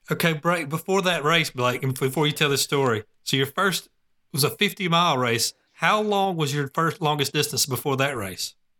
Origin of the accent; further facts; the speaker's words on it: Gwinnett County, Georgia, United States; now in Cartersville, United States; I'm from Gwinnett County, um, but, you know, living in Cartersville now